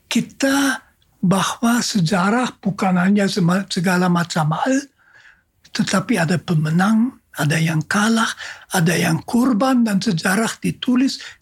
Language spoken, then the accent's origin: Indonesian; Jakarta, Indonesia; Lalu saya memperkenalkan diri, saya seorang Yesuit dari Jakarta dan sebagainya.